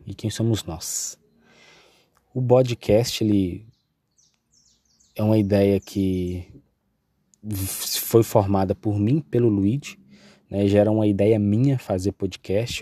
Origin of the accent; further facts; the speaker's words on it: Coronel Fabriciano, Minas Gerais, Brazil; Eu sou mineiro, aqui de Coronel Fabriciano.